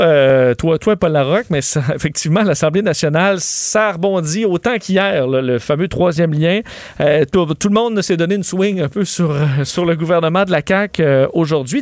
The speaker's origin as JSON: {"language": "French", "town": "Quebec City", "region": "Quebec", "country": "Canada", "said": "je viens de Québec"}